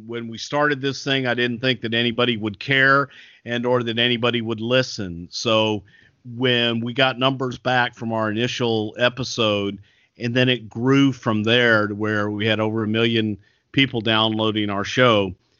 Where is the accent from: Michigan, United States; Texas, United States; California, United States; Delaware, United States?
Texas, United States; accent: Texas; I can do that with my Texas accent.